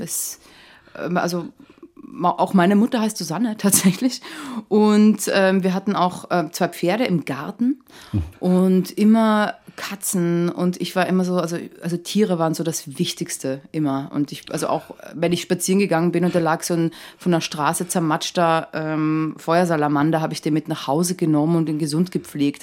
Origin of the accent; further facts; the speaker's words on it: Wienerwald, Lower Austria, Austria; now in Germany; als ich nach Deutschland gezogen bin, und ich den Leuten gesagt habe, ja, ich komme aus dem Wienerwald